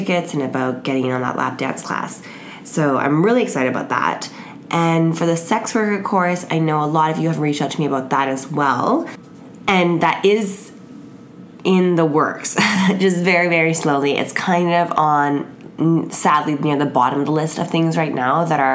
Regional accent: Canada; I'm Canadian and most of my friends are Canadian

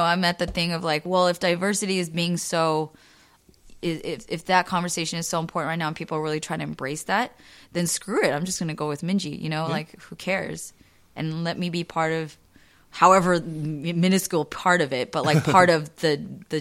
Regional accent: United States; my identity is I'm Korean American

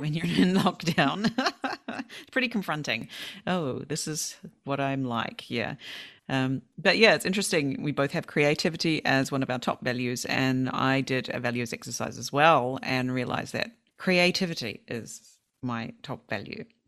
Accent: South Island, New Zealand; moved away as an adult; also born or lived in Sweden; now in Japan; I've always went to play golf with my family when I was growing up in the South Island

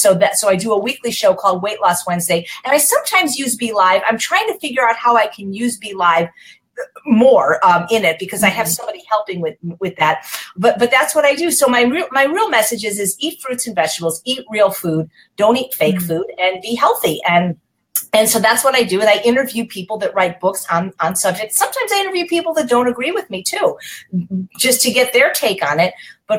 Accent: Chicago, Illinois, United States; now in Los Angeles, United States; Well, I'm from Chicago, but I've lived in Los Angeles most of my life.

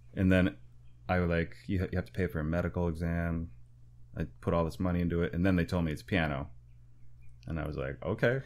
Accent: Waupaca, Wisconsin, United States; moved away as an adult; now in New York, United States; I grew up in the Midwest playing rock and roll

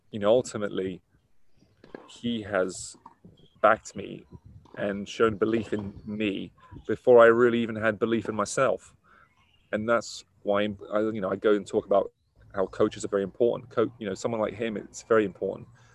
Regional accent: Middlesex, London, United Kingdom; I'm from Middlesex

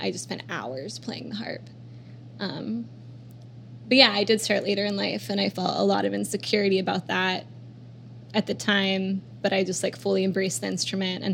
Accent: Oklahoma City, Oklahoma, United States; moved away as an adult; also born or lived in Chicago; I grew up in between Oklahoma City and this town where I spent, like, weekends and holidays and summers.

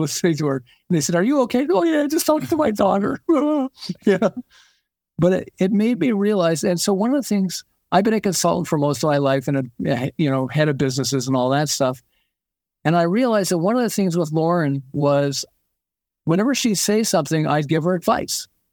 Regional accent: Montreal, Quebec, Canada; moved away as an adult; now in California, United States; I'm originally from Montreal

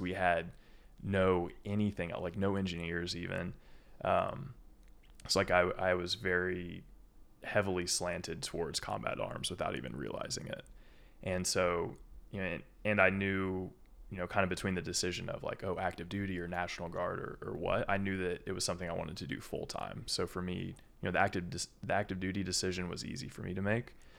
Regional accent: small town just north of Indianapolis, United States; moved away as an adult; also born or lived in Kentucky / Lexington, Kentucky; I'm a Kentuckian. I'm not, I'm not from Indiana, even though I've grown up here, you know, fourteen years of my life

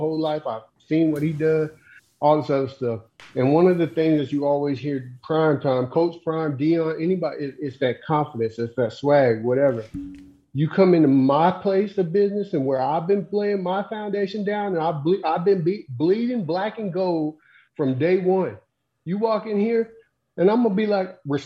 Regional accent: Colorado, United States; growing up in Colorado

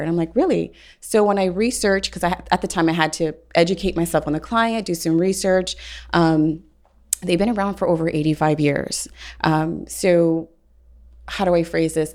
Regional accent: Houston, Texas, United States; I'm from Houston, Texas, been recruiting for oil and gas

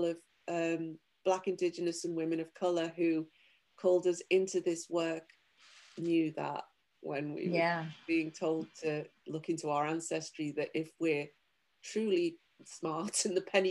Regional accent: United Kingdom; I'm from Europe, I'm from the UK

